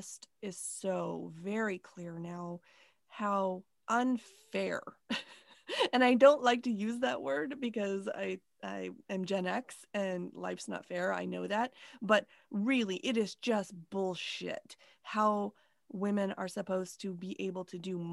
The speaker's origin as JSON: {"language": "English", "country": "United States", "said": "I'm American"}